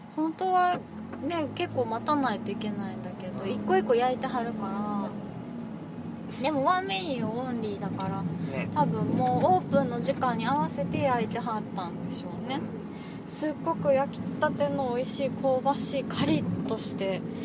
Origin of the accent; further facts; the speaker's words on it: Kansai, Japan; 私あのー、関西人なんですけど